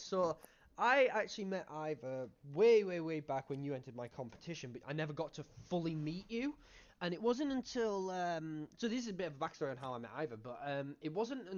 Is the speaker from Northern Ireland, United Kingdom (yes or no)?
no; Cumbria, North West England, United Kingdom; I'm from Cumbria